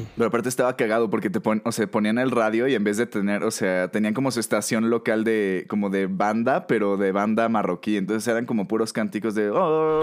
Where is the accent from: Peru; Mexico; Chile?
Mexico